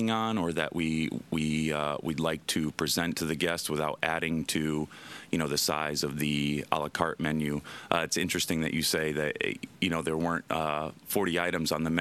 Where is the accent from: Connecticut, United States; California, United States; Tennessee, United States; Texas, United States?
Connecticut, United States; also born or lived in New York / Miami / San Diego; now in Washington, United States; I grew up in Connecticut